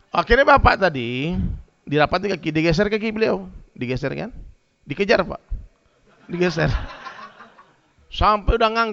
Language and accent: Indonesian; West Sumatra, Indonesia; Saya orang Minang, orang Padang itu rata-rata Muhammadiyah semua, Bang. Dari kecil kita begitu.